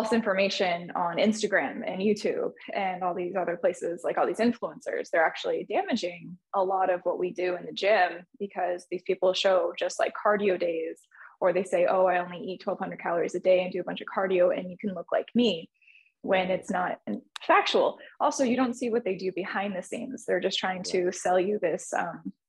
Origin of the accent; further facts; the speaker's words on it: Southern California, United States; moved away as an adult; now in Northern California, United States; I'm originally from Southern California, but I moved up to the Northern California in 2010